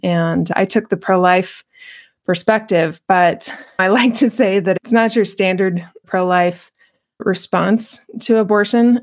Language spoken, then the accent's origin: English; Albuquerque, New Mexico, United States; I was born and raised in Albuquerque, New Mexico